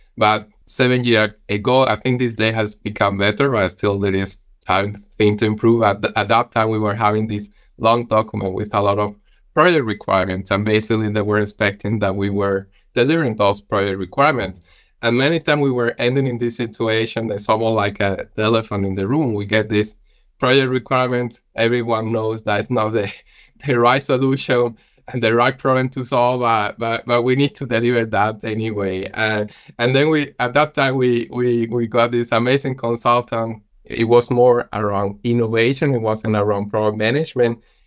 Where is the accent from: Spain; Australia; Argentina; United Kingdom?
Spain; moved away as an adult; also born or lived in Copenhagen, Denmark; now in Billund, Denmark; I'm originally from Spain